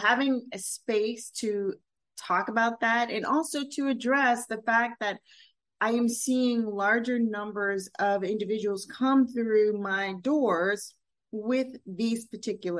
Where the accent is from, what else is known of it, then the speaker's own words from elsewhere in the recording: Louisiana, United States; In my community, Creole, African-American background, born in Louisiana